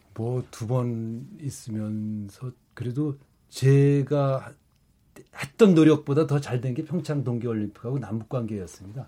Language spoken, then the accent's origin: Korean; Gangwon, South Korea; born or raised there